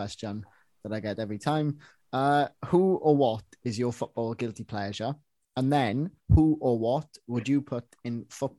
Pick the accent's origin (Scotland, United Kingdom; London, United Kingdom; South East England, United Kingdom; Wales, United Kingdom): Wales, United Kingdom; Welsh; I'm Welsh, obviously.